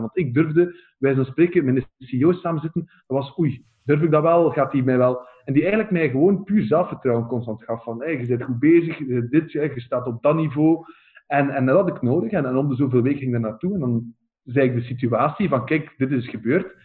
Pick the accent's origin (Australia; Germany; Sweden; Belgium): Belgium; Oudenaarde, Flanders; ik ben zelf van Oudenaarde